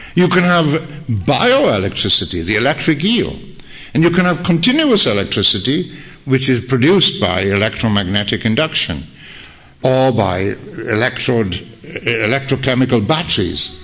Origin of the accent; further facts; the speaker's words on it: Wales, United Kingdom; I'm a Welshman